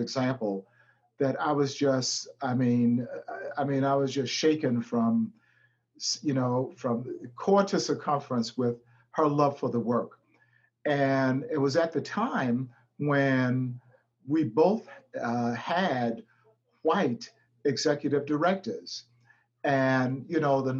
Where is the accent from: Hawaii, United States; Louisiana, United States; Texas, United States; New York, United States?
New York, United States; New York City; born and raised in Brownsville